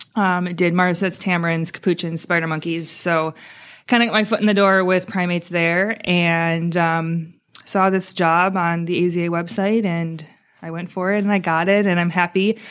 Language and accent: English; Wisconsin, United States; moved away as an adult; also born or lived in Maui; now in Naples, United States; I grew up in Wisconsin